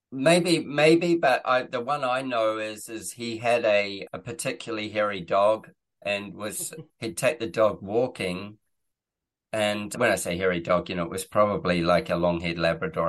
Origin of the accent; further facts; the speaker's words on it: New Zealand; moved away; I am from New Zealand originally.